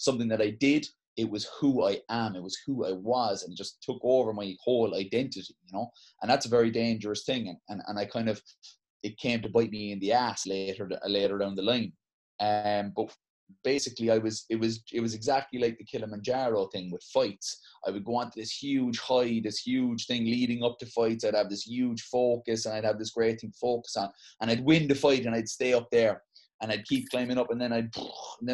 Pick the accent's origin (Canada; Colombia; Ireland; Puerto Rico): Ireland; Cork, Munster; also born or lived in Glanmire; I'm originally from Mayfield before we came down to Glanmire, and I went there because it was close where I was going to school. I was going to school in Christians in town.